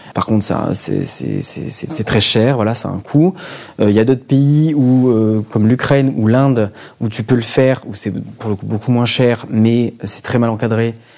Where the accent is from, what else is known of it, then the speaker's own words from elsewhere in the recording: Marseille, Provence-Alpes-Côte d'Azur, France; moved away as an adult; now in Paris, France; je viens de Marseille et je vis à Paris depuis 6 ans